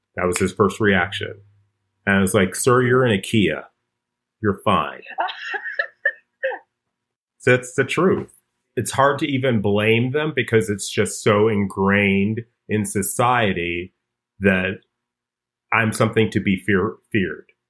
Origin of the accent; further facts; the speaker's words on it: Chicago, Illinois, United States; I grew up in Hyde Park in Chicago